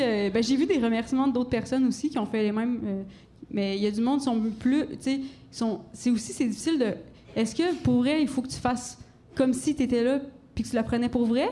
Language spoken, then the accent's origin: French; Gaspésie, Quebec, Canada; j'ai grandi en Gaspésie